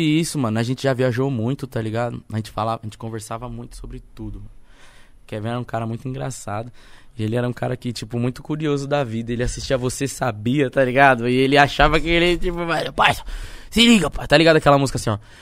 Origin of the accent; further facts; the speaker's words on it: São Paulo, Brazil; moved away as an adult; also born or lived in Baltimore; now in Suzano, Brazil; sou da cidade de Tiradentes, tá ligado? Eu moro em Suzano tem quatro anos